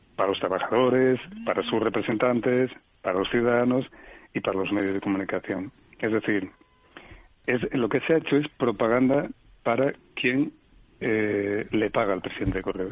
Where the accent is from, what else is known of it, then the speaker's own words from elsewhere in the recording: Asturias, Spain; en mi pueblo, que soy asturiano